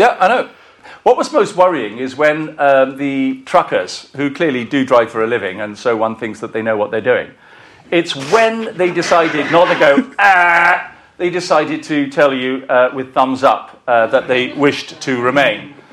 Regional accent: Welsh, Wales, United Kingdom; I'm a Welsh bloke

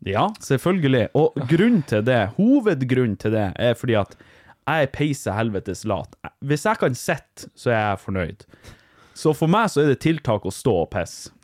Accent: Vardø, Finnmark, Norway; Jeg er jo fra Vardø

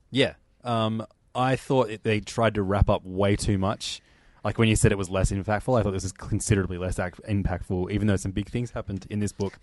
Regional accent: Australia; as an Australian

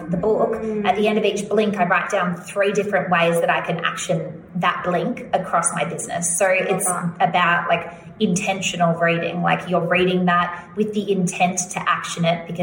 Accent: Australia; accent: Australian

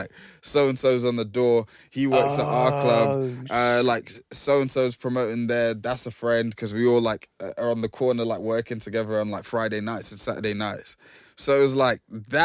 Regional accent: Milton Keynes, South East England, United Kingdom; growing up in Milton Keynes

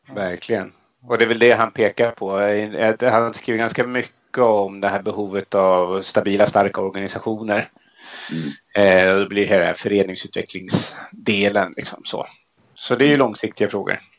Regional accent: Järfälla, Stockholm County, Sweden; där jag växte upp i Järfälla norr om Stockholm

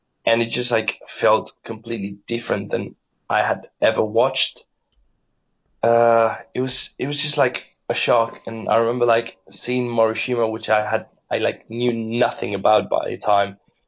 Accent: Spain; being Spanish

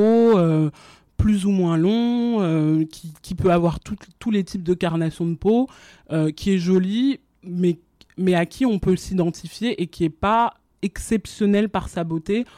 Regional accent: France; also born or lived in Guinea / Abidjan, Côte d'Ivoire; moi j'ai grandi en France mais avant ça j'habitais en Guinée avec ma famille parce que mes parents ils étaient en expatriation là-bas pendant 10 ans. Et donc je suis arrivée en France quand j'avais 4 ans

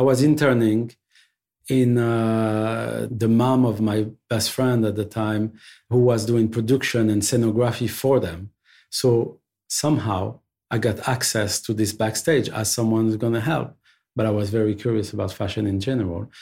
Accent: Paris, Île-de-France, France; also born or lived in Belleville, Paris; I'm born and raised in Paris.

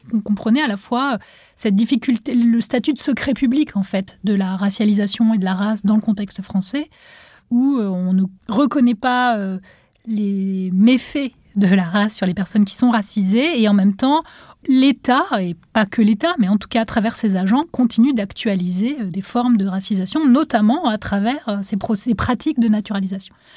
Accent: Tunisia; moved away as an adult; now in France; j'ai grandi en Tunisie, et donc en arrivant en France

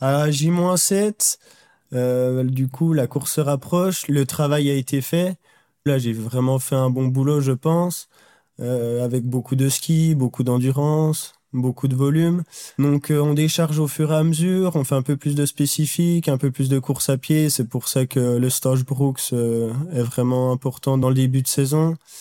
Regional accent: Jura, Bourgogne-Franche-Comté, France; je viens du Jura et l'académie était basée à Besançon, donc à une heure de chez moi

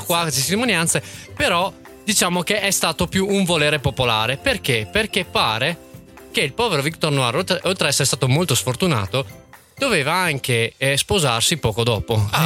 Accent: Verona, Veneto, Italy; a noi da veronesi

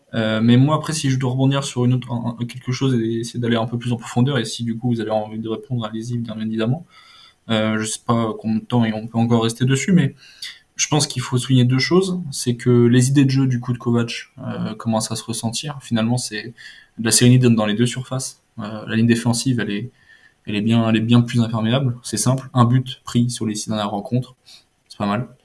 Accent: France; nous, en tant que Français

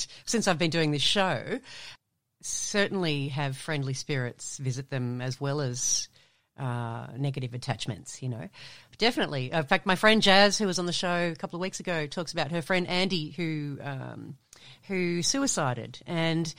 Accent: Hampton, Victoria, Australia; I grew up in Hampton right next to Brighton

